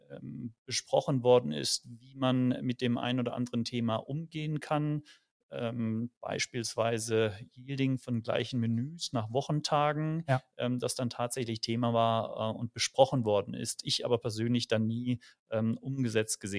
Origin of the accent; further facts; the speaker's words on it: Speyer, Rhineland-Palatinate, Germany; now in Munich, Germany; komme ursprünglich gar nicht aus München, sondern aus Speyer am Rhein